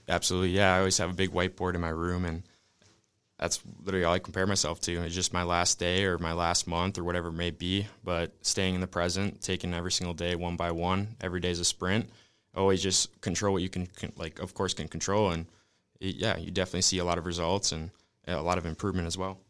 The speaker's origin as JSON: {"language": "English", "region": "Wisconsin", "country": "United States", "moved": "as an adult", "lives_now": "California, United States", "said": "I'm originally from Wisconsin"}